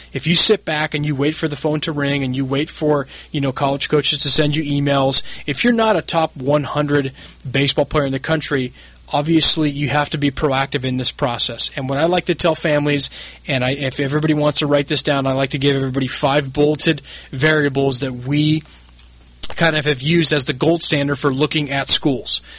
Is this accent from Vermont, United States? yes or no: no; San Diego, California, United States; also born or lived in Santa Barbara; I grew up in San Diego